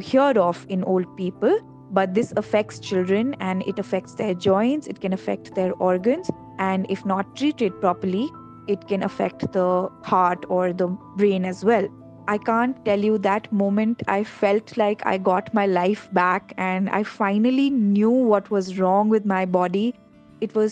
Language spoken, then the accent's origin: English; Dehradun, Uttarakhand, India; moved away as an adult; now in Delhi, India; I grew up in Dehradun, but I have lived in Delhi for the last 10 to 12 years of my life